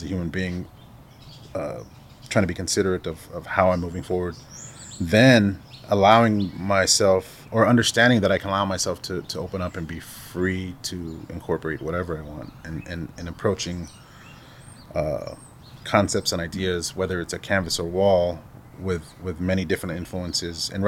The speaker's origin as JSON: {"language": "English", "area": "Salt River", "region": "Arizona", "country": "United States", "tie": "born or raised there", "said": "I've been actively involved in trying to work in my community that I grew up in here in Salt River"}